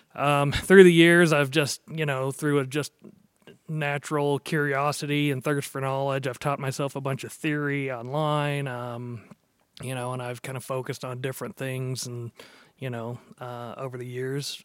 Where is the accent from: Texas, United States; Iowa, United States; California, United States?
Texas, United States; Dallas; also born or lived in Norman, Oklahoma; I spent most of my life growing up down there